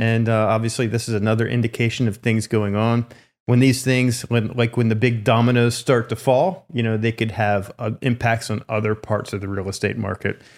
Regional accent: Lancaster, Pennsylvania, United States; moved away; also born or lived in California; I grew up in Lancaster, Pennsylvania

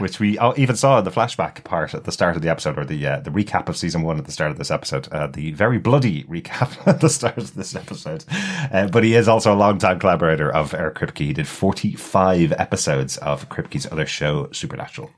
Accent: Dublin, Leinster, Ireland; accent: Dublin; my Dublin accent

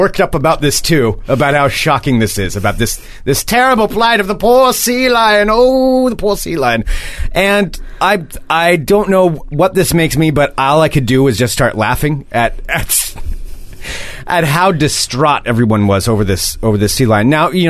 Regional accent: Portland, Oregon, United States; You know, we're over here from Portland. We're over here in Lincoln City.

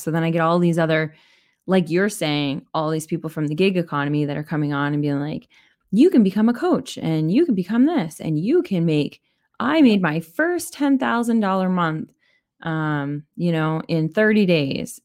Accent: Canada; I'm Canadian

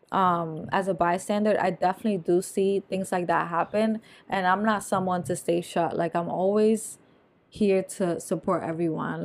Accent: New Jersey, United States; moved away; I'm from Nor-, North Jersey

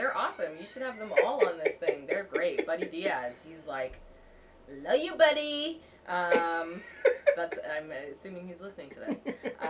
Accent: Vancouver, British Columbia, Canada; accent: Canadian; moved away as an adult; also born or lived in Toronto; Yep, born and raised. Mm. I was born and raised in Vancouver, and then I lived in Toronto for like a decade, so I feel very much a part of both of those places.

